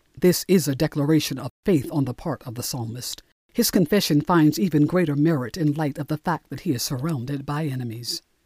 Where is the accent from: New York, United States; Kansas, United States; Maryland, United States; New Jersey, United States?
New Jersey, United States; Newark; Growing up in Newark, New Jersey